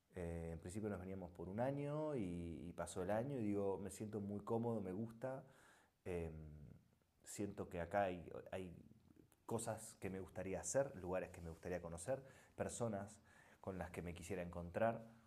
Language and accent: Spanish; Argentina; moved away as an adult; also born or lived in Buenos Aires; now in Spain; Yo soy argentino, ¿eh? es, nuestro país es el mejor país del mundo